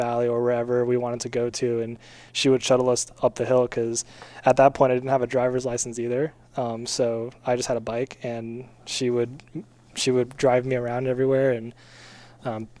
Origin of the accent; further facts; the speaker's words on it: Santa Clarita, California, United States; also born or lived in West Hills, California; I grew up in Santa Clarita, California